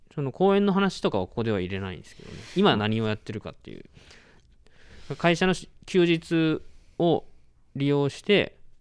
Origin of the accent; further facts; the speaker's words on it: Fukuoka, Japan; moved away as an adult; also born or lived in Kagoshima; now in Mie, Japan; 福岡出身で大学で鹿児島に行き、うんうん、そこから、えー、なんていうのか新就職で三重県に来ました